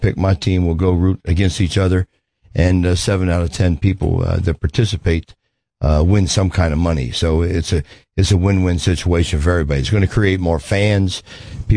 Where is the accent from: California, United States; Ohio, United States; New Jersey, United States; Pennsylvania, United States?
Ohio, United States; Cincinnati; now in Las Vegas, United States; I'm from Cincinnati